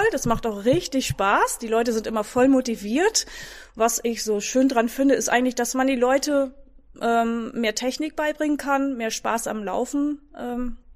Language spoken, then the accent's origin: German; Netherlands; now in Emlichheim, Germany; Ähm, ur ursprünglich komme ich aus den Niederlanden, und ich bin im Moment 47 Jahre alt, habe drei Kinder